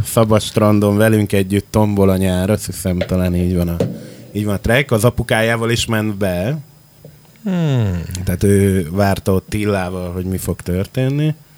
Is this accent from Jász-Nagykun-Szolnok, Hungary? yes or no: no; Makó, Csongrád-Csanád, Hungary; born or raised there; also born or lived in Székesfehérvár / Budapest; now in Szeged, Hungary